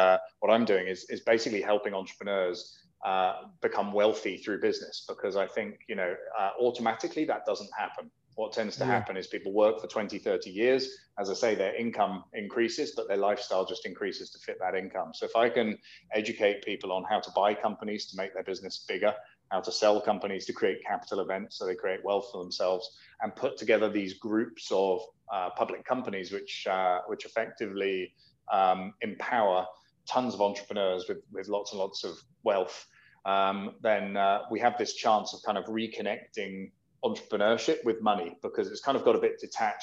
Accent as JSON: {"language": "English", "country": "United Kingdom", "said": "I'm British, so we spell Harbour with a U in it"}